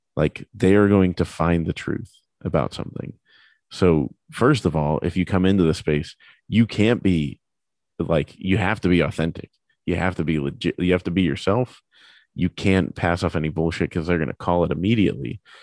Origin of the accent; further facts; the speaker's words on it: United States; as an American